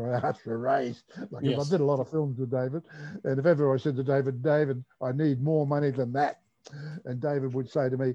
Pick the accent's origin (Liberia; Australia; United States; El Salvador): Australia; Adelaide, South Australia; moved away; I come from Adelaide originally